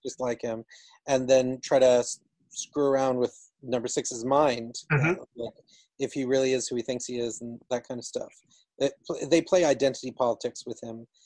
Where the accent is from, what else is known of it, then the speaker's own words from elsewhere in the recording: Georgia, United States; I grew up in Georgia